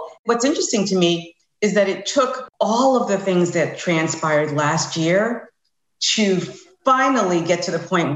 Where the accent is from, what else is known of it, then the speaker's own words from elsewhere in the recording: New York, United States; moved away as an adult; now in Tampa, United States; I'm originally from New York. I now live in Tampa